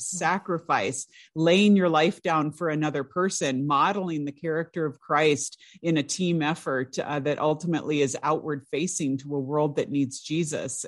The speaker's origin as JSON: {"language": "English", "region": "California", "country": "United States", "tie": "born or raised there", "said": "I grew up in California, I went to the California public schools"}